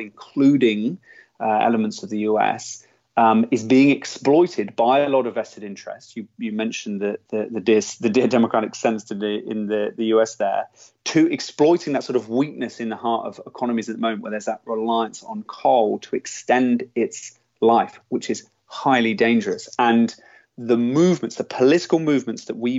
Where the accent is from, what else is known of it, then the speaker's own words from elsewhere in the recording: United Kingdom; as a British person